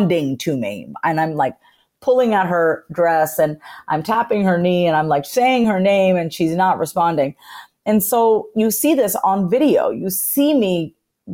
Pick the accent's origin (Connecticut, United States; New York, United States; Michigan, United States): New York, United States; Long Island; I was raised on Long Island, New York, in a first generation. I'm a first generation Indian immigrant, which means my parents came here from India in the 70s, and I was born in New York